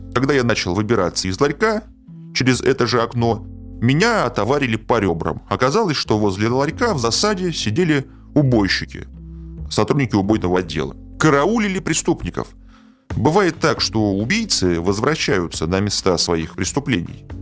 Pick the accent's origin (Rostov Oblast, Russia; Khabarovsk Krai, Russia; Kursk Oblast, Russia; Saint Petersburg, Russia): Saint Petersburg, Russia; В Петербурге, откуда я родом, принято говорить шаверма